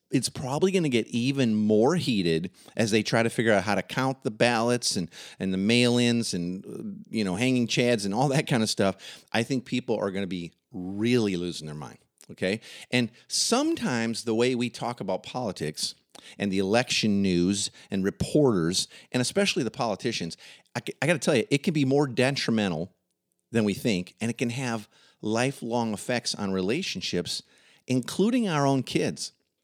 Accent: Midwest, United States; Growing up in the Midwest, it would have not been rare or even peculiar to hear Christians commonly saying

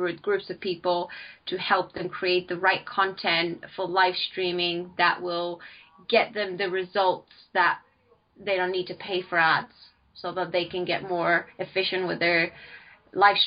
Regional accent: Bulgaria; moved away as an adult; now in United Kingdom; I am originally from Bulgaria. I came to the UK to study over 6 years ago.

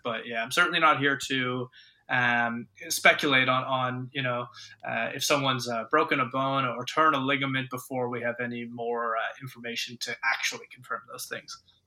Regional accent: Ontario, Canada; moved away as an adult; now in Australia; I grew up in Ontario

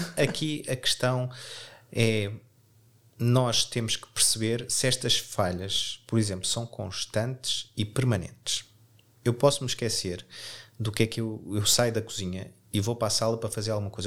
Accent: Portugal; nós, como bons portugueses

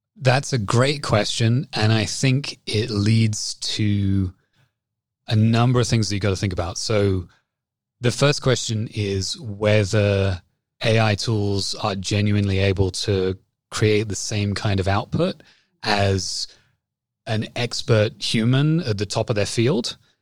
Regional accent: England, United Kingdom; accent: English; moved away as an adult; also born or lived in Toronto, Canada; now in Canada; I lived here for eighteen months and then went back to the U K, which is where my family's from. And so that's why I sound like I do. Hopefully, I still sound English

